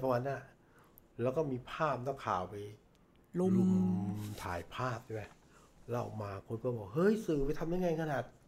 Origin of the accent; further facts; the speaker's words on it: Thailand; ผมเป็นคนต่างจังหวัดนะครับ